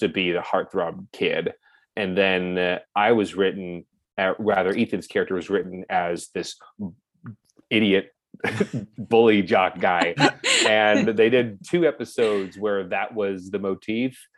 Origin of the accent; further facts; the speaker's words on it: Orange County, California, United States; moved away as an adult; now in Los Angeles, United States; born and raised in Orange County.